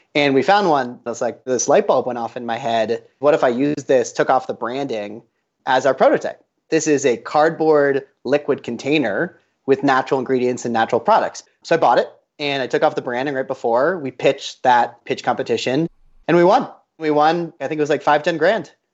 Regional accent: Boulder, Colorado, United States; Talking from Boulder, Colorado, where I was born and raised

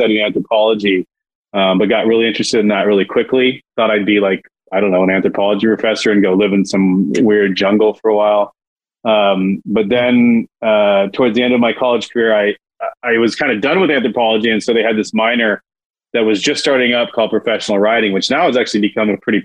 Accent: San Jose, California, United States; now in Santa Barbara, United States; I was born up in San Jose, where I'm a fifth generation San Josean

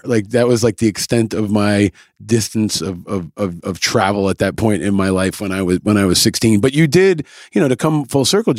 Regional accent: New York, United States; I grew up in New York

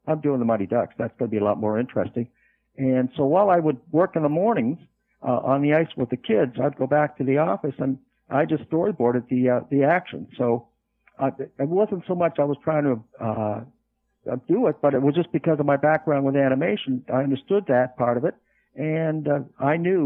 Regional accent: Canada; moved away as an adult; also born or lived in Los Angeles, California / Van Nuys, California; being a Canadian by birth

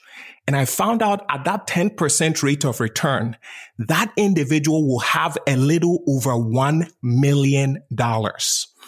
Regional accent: Ghana; So I was born and raised in Ghana, West Africa.

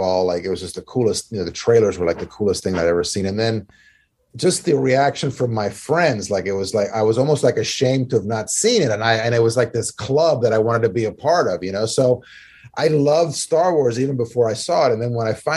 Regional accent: Maryland, United States; I grew up here in Maryland

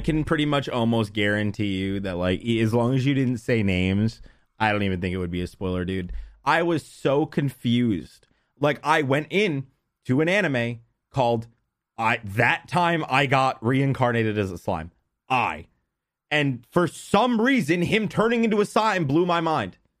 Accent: United States; I'm an American

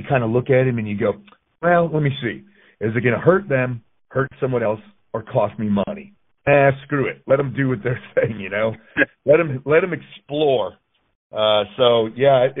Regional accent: Connecticut, United States; moved away as an adult; I grew up in Connecticut

